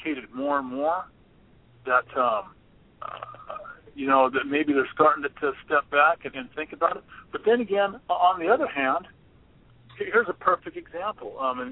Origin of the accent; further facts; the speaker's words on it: Stockton, California, United States; moved away; also born or lived in Colorado; one of my good buddies I grew up with in Stockton